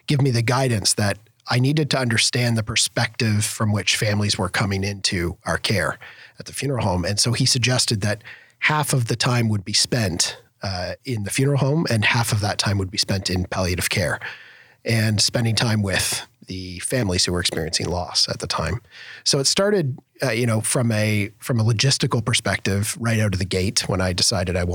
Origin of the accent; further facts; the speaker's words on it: Algonquin, Ontario, Canada; A little town called Algonquin Village